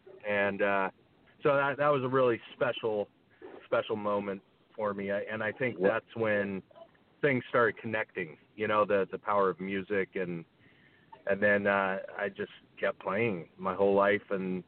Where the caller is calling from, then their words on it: Santa Barbara, California, United States; I'm calling from Santa Barbara, California. It's where I am right now, have been since March.